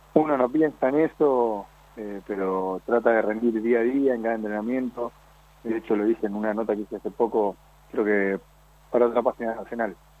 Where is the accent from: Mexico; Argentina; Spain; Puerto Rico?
Argentina; Buenos Aires